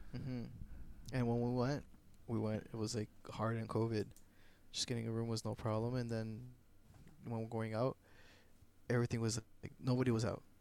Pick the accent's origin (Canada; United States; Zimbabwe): Canada; I'm Canadian